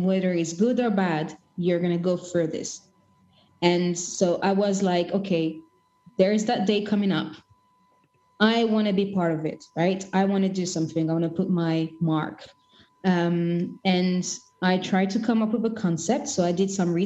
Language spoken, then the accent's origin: English; Kinshasa, DR Congo; moved away; I'm originally from Congo Kinshasa, and our Independence Day is on the 13th of June